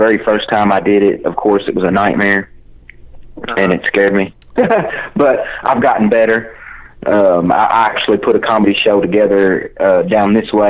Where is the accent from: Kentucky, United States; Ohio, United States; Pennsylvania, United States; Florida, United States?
Kentucky, United States; I'm from Kentucky. It's hard to make it out of here.